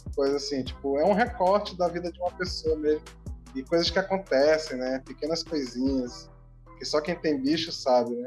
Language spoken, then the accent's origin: Portuguese; Manaus, Amazonas, Brazil; a gente é de Manaus